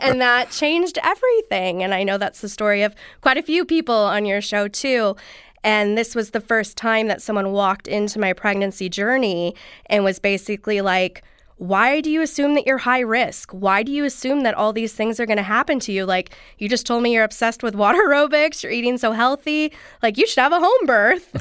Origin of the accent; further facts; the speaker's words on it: Southern California, United States; I grew up here, actually, in Southern California